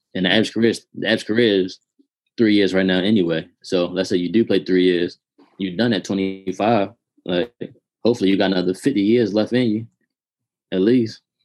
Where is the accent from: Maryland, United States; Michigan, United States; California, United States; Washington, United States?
Maryland, United States; Baltimore; I grew up in Baltimore City